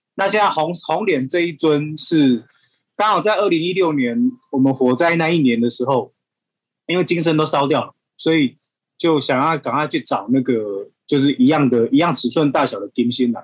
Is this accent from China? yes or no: no; Yunlin County, Taiwan; 我是云林人，我是东南人